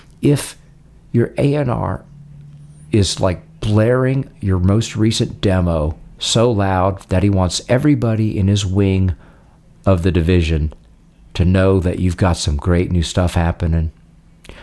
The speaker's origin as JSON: {"language": "English", "region": "Tennessee", "country": "United States", "tie": "born or raised there", "also_born_or_lived": "Atlanta / New Orleans", "moved": "yes", "said": "growing up in Tennessee"}